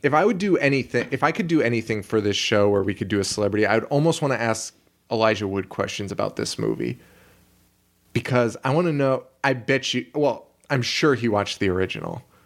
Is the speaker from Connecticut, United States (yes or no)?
yes; Connecticut, United States; we're from Connecticut